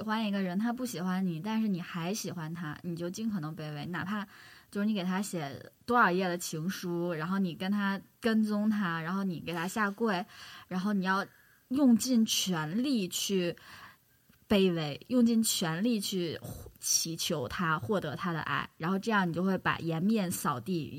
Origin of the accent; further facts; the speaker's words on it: Northeast China, China; 我是东北的，就是东北是习俗是这样的